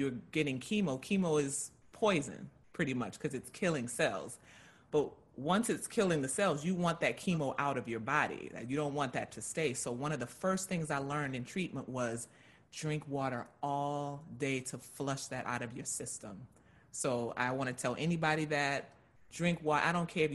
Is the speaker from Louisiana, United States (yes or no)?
yes; Louisiana, United States; I'm from Louisiana